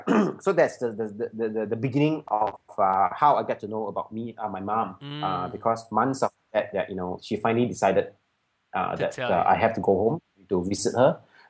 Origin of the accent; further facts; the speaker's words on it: Malaysia; I'm supposed to be Japanese, which I'm not. I'm Malaysian Chinese kind of thing.